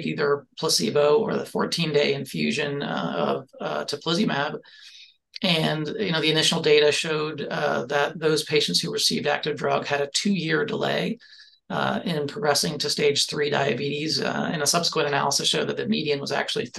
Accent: Gainesville, Florida, United States; I grew up here in Gainesville, Florida, and my parents were both college students here and stayed in town

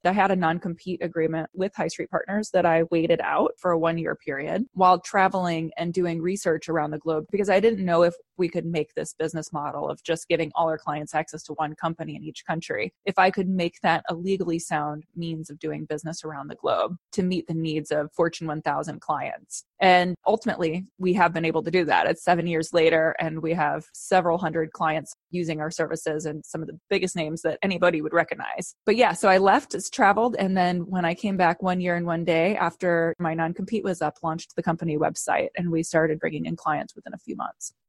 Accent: Midwest, United States; moved away; I'm from the Midwest originally

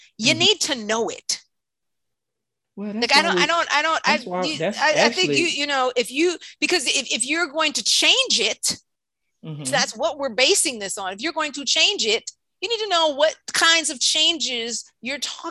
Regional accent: New York, United States; moved away; I grew up born and raised in New York.

